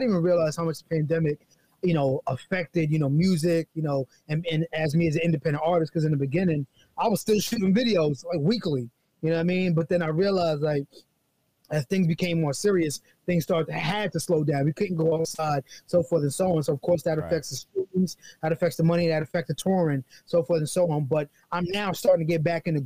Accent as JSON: {"language": "English", "town": "New York City", "region": "New York", "country": "United States", "tie": "born or raised there", "said": "born and raised in the Bronx, Tracy Towers. Still here"}